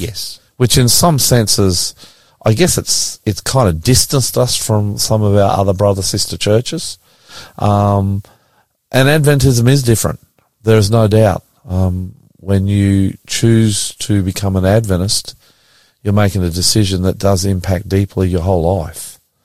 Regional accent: Australia; I'm an Australian

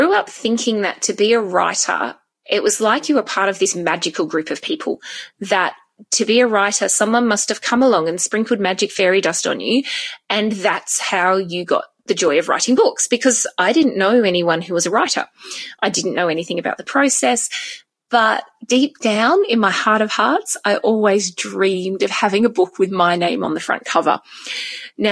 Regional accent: Tasmania, Australia; now in Gold Coast, Australia; I grew up in Tasmania.

